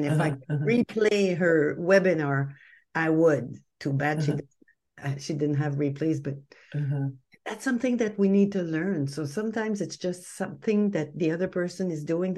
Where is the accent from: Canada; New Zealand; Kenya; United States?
Canada; we're Canadian. I'm French Canadian.